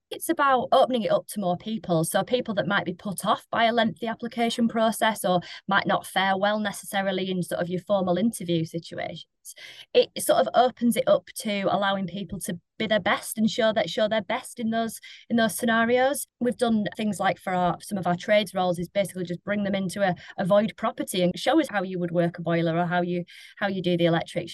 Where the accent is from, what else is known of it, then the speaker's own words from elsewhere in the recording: Lancashire, North West England, United Kingdom; moved away; I am from Lancashire.